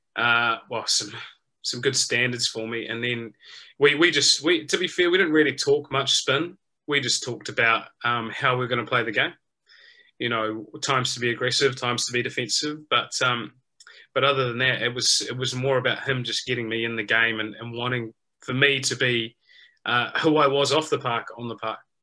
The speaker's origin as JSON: {"language": "English", "country": "New Zealand", "tie": "born or raised there", "said": "as a young kid growing up in New Zealand"}